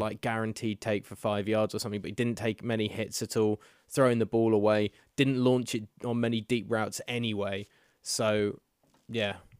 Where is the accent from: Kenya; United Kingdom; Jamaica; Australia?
United Kingdom; we're British